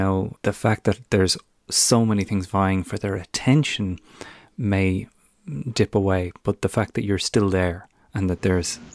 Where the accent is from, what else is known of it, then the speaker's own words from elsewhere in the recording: Ireland; moved away; Irish people abroad with relatives back home